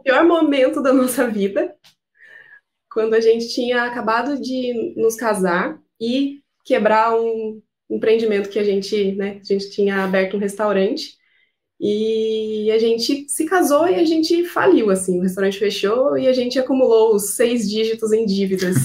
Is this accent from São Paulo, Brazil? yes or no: yes; Piracicaba, São Paulo, Brazil; nós somos de Piracicaba, interior de São Paulo